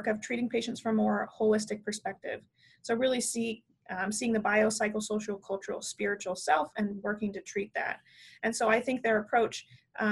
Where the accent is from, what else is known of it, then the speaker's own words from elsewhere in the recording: Nebraska, United States; now in Iowa, United States; I was born in Nebraska, actually, and I live in Iowa